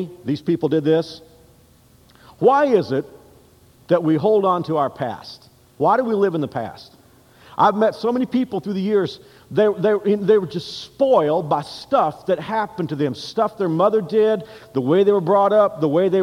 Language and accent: English; United States; now in Kansas, United States; I'm an American by birth, and I'm Kansan here